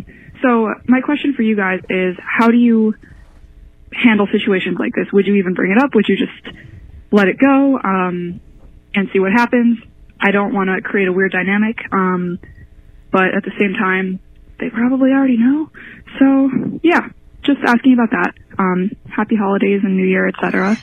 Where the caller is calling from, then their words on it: Philadelphia, Pennsylvania, United States; I'm calling from Philadelphia.